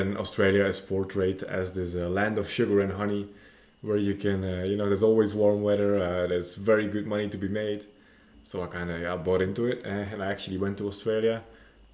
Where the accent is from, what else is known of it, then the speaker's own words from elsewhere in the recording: Belgium; moved away as an adult; now in Bulgaria; I'm a Belgian national resident. I have moved to Bulgaria recently.